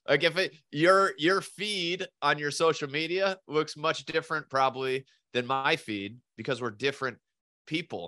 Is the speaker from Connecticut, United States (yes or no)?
yes; southeastern Connecticut, United States; I was born in Connecticut and southeastern Connecticut